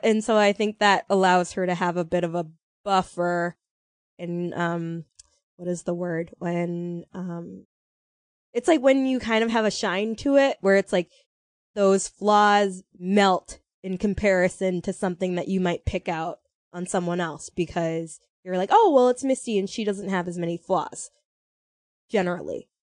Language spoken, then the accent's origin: English; United States; we're American